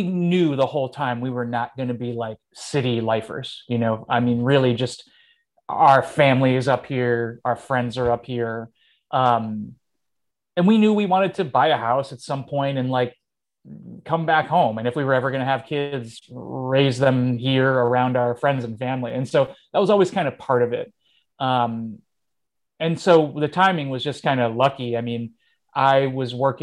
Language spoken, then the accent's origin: English; Rochester, New York, United States; also born or lived in Jersey City; I love being from here.